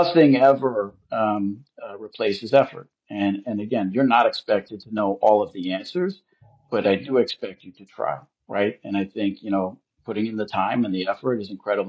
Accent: Long Island, New York, United States; I grew up in Long Island

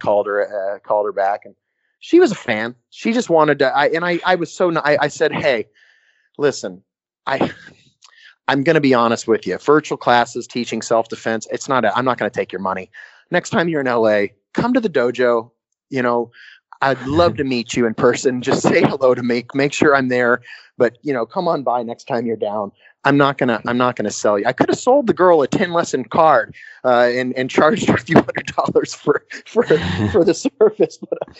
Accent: West Midlands, United Kingdom; But yeah, no, I guess I'm from Worcestershire. I want to say Worcestershire. Worcestershire, is that how you say it?

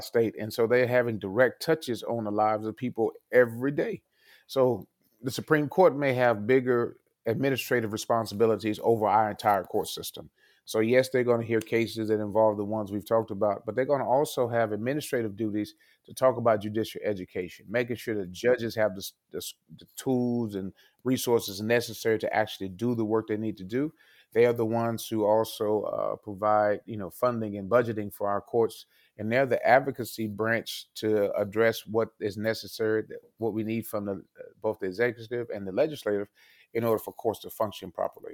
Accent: Fort Worth, Texas, United States; moved away as an adult; also born or lived in Princeton, New Jersey; now in Dane County, Wisconsin, United States; I'm originally from Texas

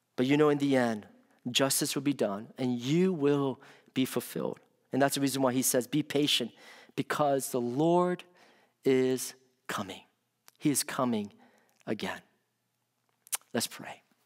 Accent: Washington, District of Columbia, United States; moved away; when I was growing up in the Washington, D C area.

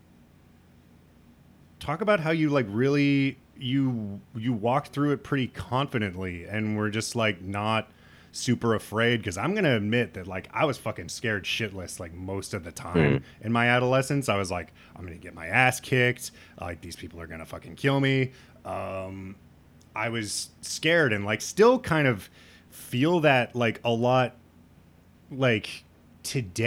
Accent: Midwest, United States; I'm from the Midwest

